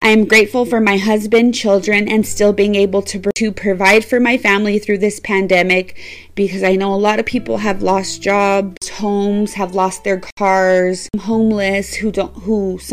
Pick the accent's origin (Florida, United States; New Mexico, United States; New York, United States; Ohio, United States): New Mexico, United States; Las Cruces; Las Cruces, New Mexico, which is my hometown